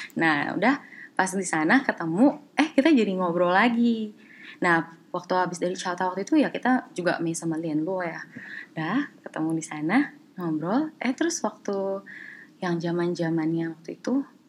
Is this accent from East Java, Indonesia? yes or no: no; Jakarta, Indonesia; moved away as an adult; also born or lived in Taichung, Taiwan; now in Taiwan; aku dari Jakarta